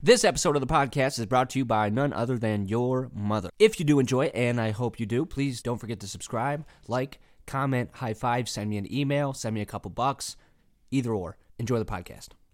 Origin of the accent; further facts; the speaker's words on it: Rochester, United States; my hometown, uh, Rochester.